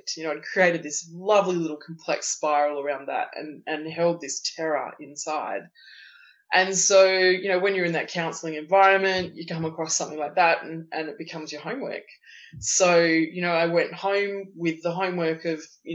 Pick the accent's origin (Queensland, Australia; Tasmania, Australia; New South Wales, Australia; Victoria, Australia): Tasmania, Australia; I grew up in Tasmania, which is it's sort of a small island at the bottom of Australia